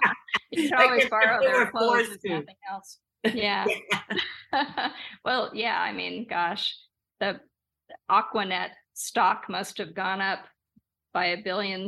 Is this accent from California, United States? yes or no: yes; Los Angeles, California, United States; it is about growing up in Los Angeles with my wild mom and my rockin' dad, but it's also a parallel history of Los Angeles.